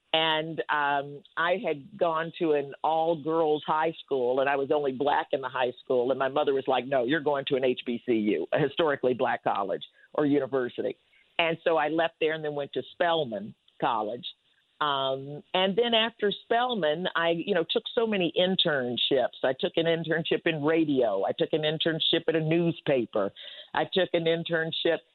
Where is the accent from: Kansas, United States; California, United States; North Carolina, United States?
North Carolina, United States; Winston-Salem; I grew up in Winston Salem, North Carolina